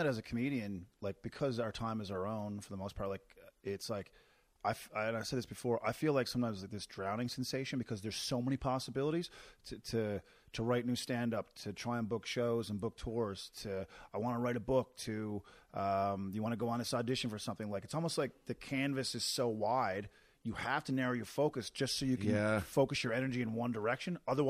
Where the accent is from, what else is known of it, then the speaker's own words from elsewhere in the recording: Newfoundland and Labrador, Canada; I moved from Newfoundland and my first time on stage was here.